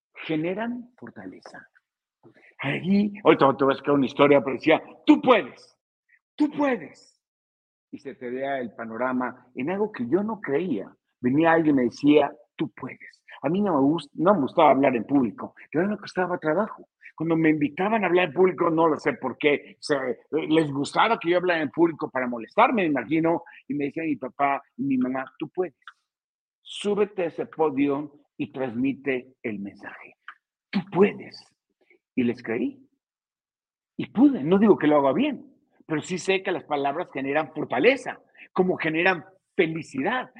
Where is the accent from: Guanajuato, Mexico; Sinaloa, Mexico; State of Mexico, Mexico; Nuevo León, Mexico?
State of Mexico, Mexico; Yo soy del Estado de México